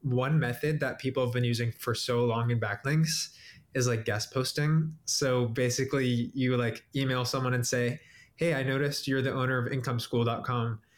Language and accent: English; Cincinnati, Ohio, United States; I'm from Cincinnati, Ohio.